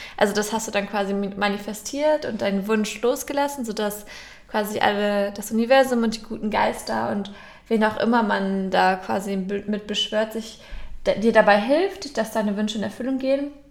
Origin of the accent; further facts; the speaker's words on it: Northern Germany, Germany; bei uns im Norden kennt man natürlich die Klabautermänner.